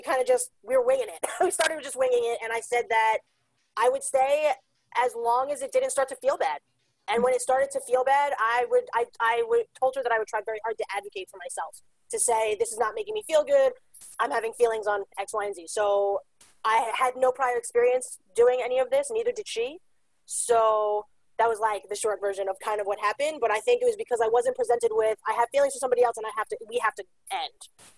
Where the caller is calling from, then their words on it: New York City, New York, United States; I am calling in from Staten Island, New York. We're the smallest of the five boroughs of New York City.